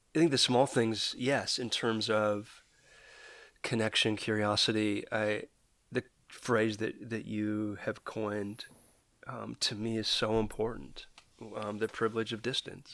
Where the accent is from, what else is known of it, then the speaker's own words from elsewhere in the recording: Canada; I'm a Canadian